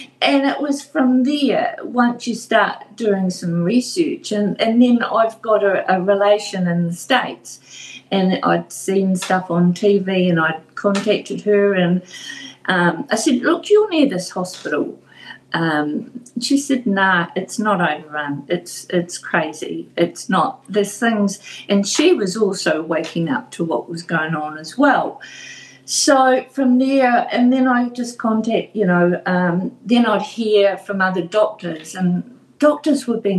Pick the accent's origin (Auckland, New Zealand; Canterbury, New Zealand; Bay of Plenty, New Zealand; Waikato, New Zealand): Bay of Plenty, New Zealand; Tauranga